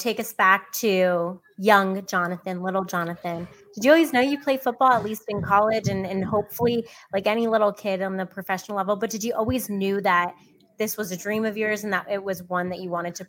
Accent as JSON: {"language": "English", "region": "the South", "country": "United States", "tie": "born or raised there", "said": "For many of us who love college football, but have kind of the perspective of growing up in the South"}